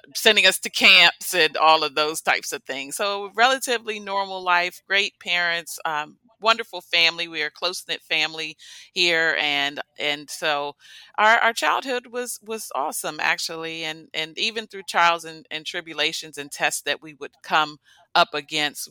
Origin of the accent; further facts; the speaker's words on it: United States; I grew up in the Washington, D.C. metropolitan area